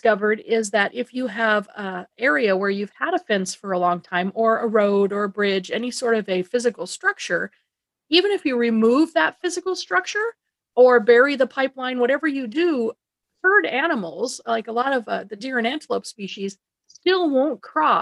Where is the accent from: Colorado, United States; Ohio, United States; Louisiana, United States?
Colorado, United States; I'm originally from Colorado